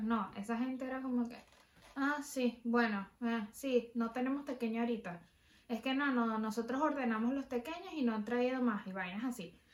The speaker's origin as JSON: {"language": "Spanish", "country": "Venezuela", "moved": "as an adult", "said": "me fui de Venezuela"}